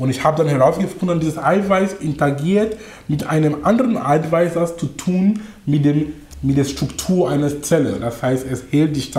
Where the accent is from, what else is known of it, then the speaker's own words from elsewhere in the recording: Cameroon; German is a second language; moved away as an adult; also born or lived in Darmstadt, Germany / Munich, Germany / Duisburg-Essen, Germany; now in Germany; ich komme aus Kamerun ursprünglich. Ich bin nach Deutschland äh, vor fast 19 Jahren gekommen. Das war wegen Studium. Das heißt, ich war 22 Jahre alt damals